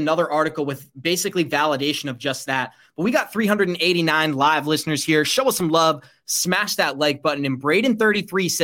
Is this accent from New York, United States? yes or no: no; Boston, Massachusetts, United States; also born or lived in Rhode Island; I'm from Boston. I'm from Massachusetts.